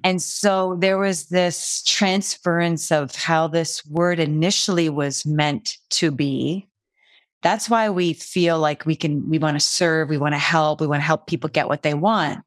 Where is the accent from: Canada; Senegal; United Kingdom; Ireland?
Canada; I'm Canadian